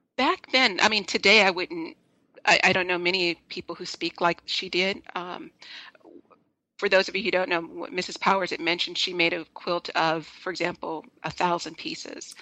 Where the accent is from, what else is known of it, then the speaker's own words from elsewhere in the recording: Los Angeles, California, United States; I'm originally from Los Angeles.